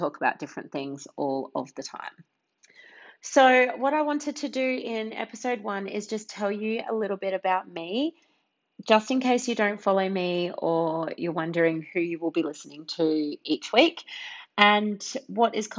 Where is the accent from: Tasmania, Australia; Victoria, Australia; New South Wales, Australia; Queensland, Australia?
Queensland, Australia; Brisbane; also born or lived in Hervey Bay; I was born in Brisbane, and I was raised here in Brisbane, and then also up in Hervey Bay.